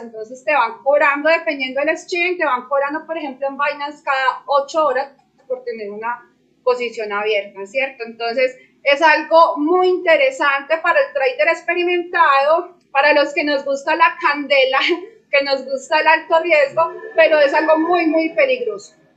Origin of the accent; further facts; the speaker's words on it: Medellín, Antioquia, Colombia; yo soy de Medellín, Colombia